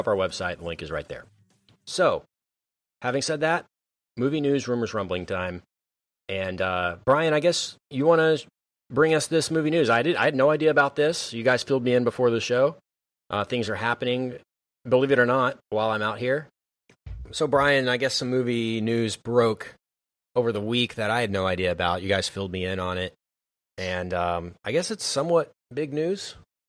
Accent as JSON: {"language": "English", "region": "Texas", "country": "United States", "said": "we're from Texas"}